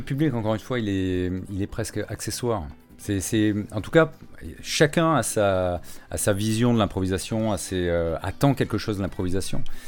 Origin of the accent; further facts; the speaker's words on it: Istres, Provence-Alpes-Côte d'Azur, France; moved away as an adult; also born or lived in Cannes / Marseille / Paris; j'ai fait toute ma scolarité à Istres, hein, dans les Bouches-du-Rhône, euh, jusqu'au bac